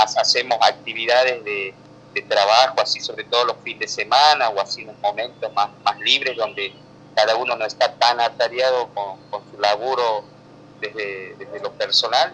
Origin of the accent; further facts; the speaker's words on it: northern Santiago del Estero, Argentina; yo soy norteño, yo soy bien del, del, de uno de los últimos departamentos, no los últimos, pero casi de, del centro de la provincia para el norte